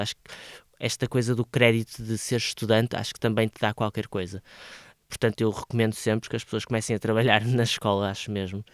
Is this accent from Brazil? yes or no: no; Santa Maria da Feira, North, Portugal; moved away as an adult; also born or lived in Porto; eu nasci no Porto, mas, mas cresci e, e vivi até aos meus 18 anos em Santa Maria da Feira a minha família é de lá.